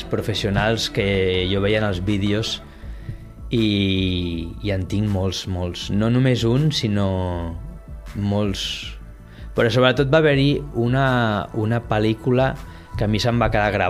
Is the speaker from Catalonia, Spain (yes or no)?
yes; Barcelona, Catalonia, Spain; now in Tarragona, Spain; Doncs mira, jo venim de Barcelona la veritat és que és un oasis.